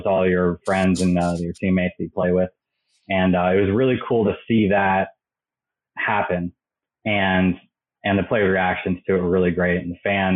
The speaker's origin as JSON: {"language": "English", "region": "Maryland", "country": "United States", "tie": "born or raised there", "moved": "as an adult", "said": "I grew up in Maryland"}